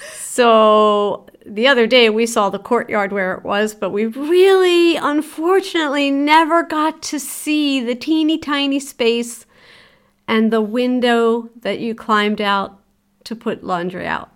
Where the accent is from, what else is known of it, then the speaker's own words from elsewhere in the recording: Philadelphia, Pennsylvania, United States; also born or lived in Rockledge, Pennsylvania; I was raised in Philadelphia for seven years, and then we moved outside of Philadelphia to a little borough called Rock Ledge